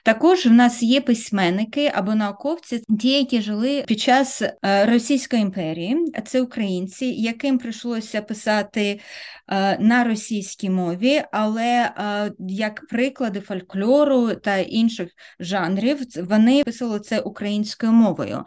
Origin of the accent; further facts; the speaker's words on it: Kryvyi Rih, Dnipropetrovsk Oblast, Ukraine; now in Australia; Я народилася, виросла в Кривому Розі, це російське мовне місто